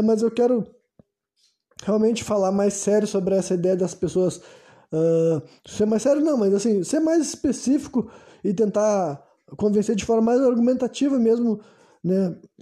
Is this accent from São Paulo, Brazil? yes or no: no; Porto Alegre, Rio Grande do Sul, Brazil; Nasci no Brasil, né, Porto Alegre, Rio Grande do Sul, 1993, né? Foi nesse foi nesse ano que eu nasci, foi nesse país que eu me criei